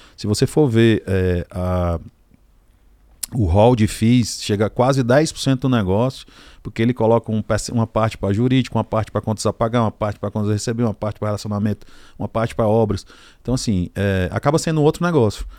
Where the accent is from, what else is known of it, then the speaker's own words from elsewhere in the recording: Ceará, Brazil; lá na minha cidade eu já tenho três ou quatro áreas mapeadas